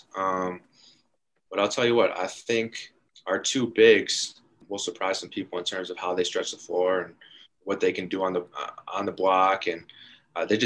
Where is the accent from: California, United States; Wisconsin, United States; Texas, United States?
Wisconsin, United States; Madison; moved away; also born or lived in Minnesota; I'm from Madison, Wisconsin